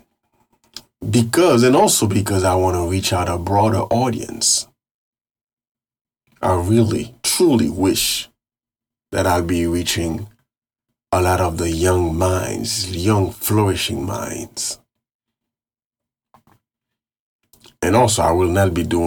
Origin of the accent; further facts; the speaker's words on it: Carrefour, Ouest, Haiti; I was born and raised in Haiti.